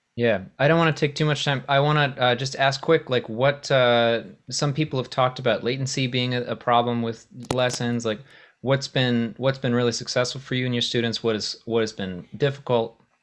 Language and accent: English; Maine, United States; I grew up in Maine